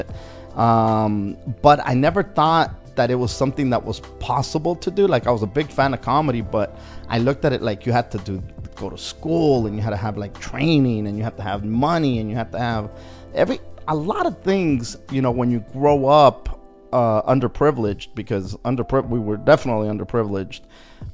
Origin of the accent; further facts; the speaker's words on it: Wilmington, California, United States; growing up in Wilmington, it was a tough neighborhood.